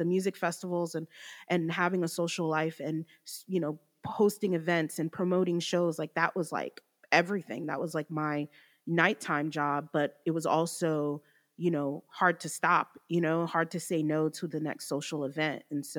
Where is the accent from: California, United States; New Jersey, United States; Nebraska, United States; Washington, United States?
New Jersey, United States; now in Georgia, United States; we're originally from Jersey. We moved to Georgia in 05 and my sister ended up staying for college and I was in Georgia the whole time.